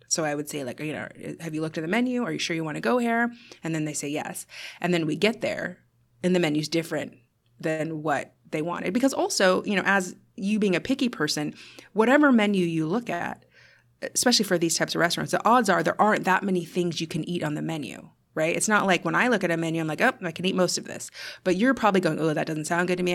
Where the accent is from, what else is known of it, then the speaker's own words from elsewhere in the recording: United States; as an American